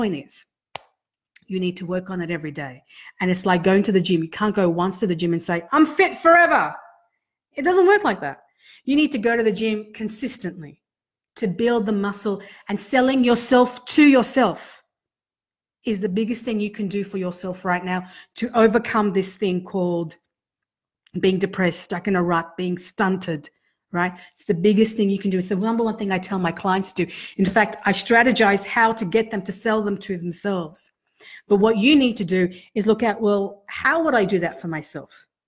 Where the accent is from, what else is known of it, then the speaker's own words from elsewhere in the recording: Sydney, New South Wales, Australia; now in Canberra, Australia; I came from Sydney, a big city where it was a different landscape, right? Total different landscape. And I came to Canberra